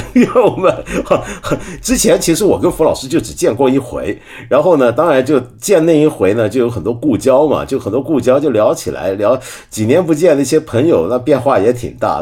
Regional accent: Hong Kong; 我作为一个香港人啊

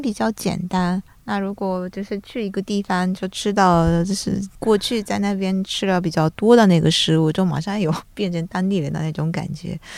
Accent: Japan; Chinese is a second language; moved away; 我们日本人

